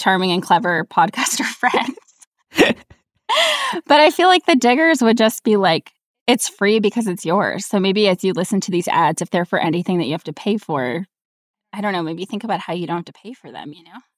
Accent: New York, United States; I grew up in New York where there, the Protestant population is not huge

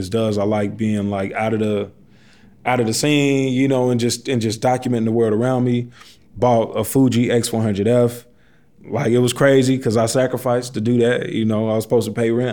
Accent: Chicago, Illinois, United States; also born or lived in Pilsen, Chicago / Los Angeles; I'm from Auburn Gresham. That's where I was born and raised. Just always been on the South Side

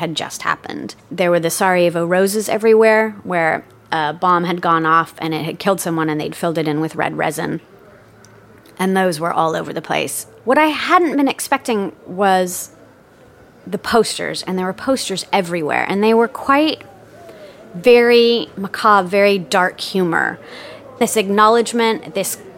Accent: United States; as a Westerner, as an American.

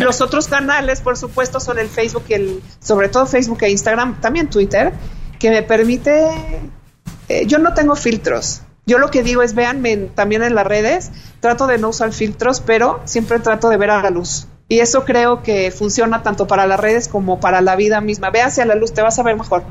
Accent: Mexico; como mexicanos

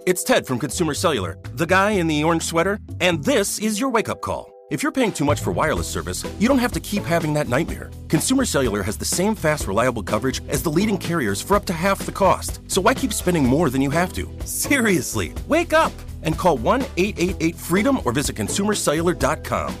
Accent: New York City, New York, United States; a great city, my hometown, place I grew up

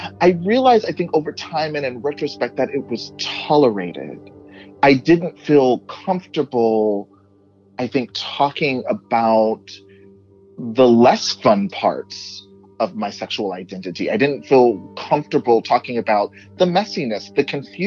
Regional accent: Texas, United States; moved away; where I grew up in Texas

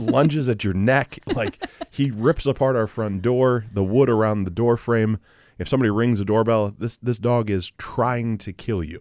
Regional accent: Mansfield, United States; Mansfield, my hometown

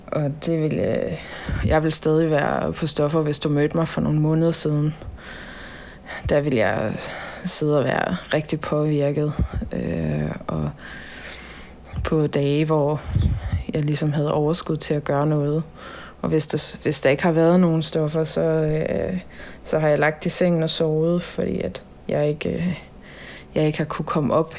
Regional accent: Holstebro, Central Denmark Region, Denmark; also born or lived in Tønder; der er jeg i Holstebro, min hjemby

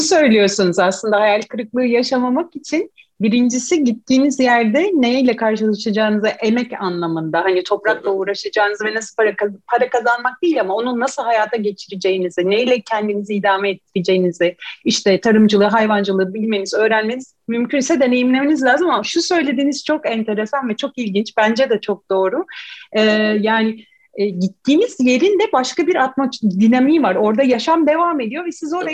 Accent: İzmir, Turkey; moved away as an adult; now in Istanbul, Turkey; İzmirli olduğum için İzmir'de doğup büyüdüm, okulumda orada okudum.

